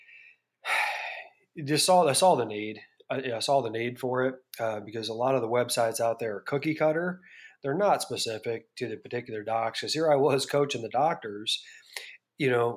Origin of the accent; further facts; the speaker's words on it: Bettendorf, Iowa, United States; moved away as an adult; I grew up in Bettendorf, Iowa